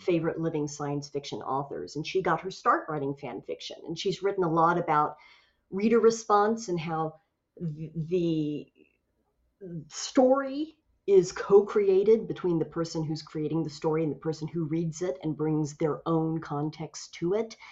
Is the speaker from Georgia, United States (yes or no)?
no; Tulsa, Oklahoma, United States; my hometown of Tulsa, Oklahoma